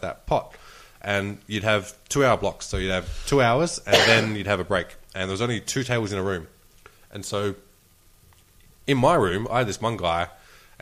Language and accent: English; Australia; I'm Australian